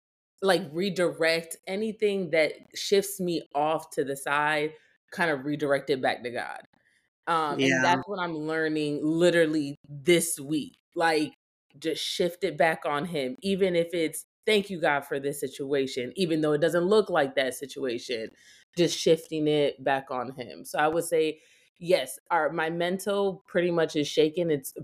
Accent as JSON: {"language": "English", "country": "Puerto Rico", "said": "So I'm from Puerto Rico."}